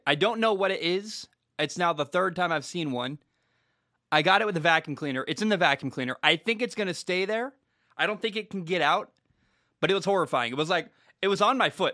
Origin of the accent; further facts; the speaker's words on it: Portland, Oregon, United States; I'm from the Northwest. I grew, I grew up in Portland.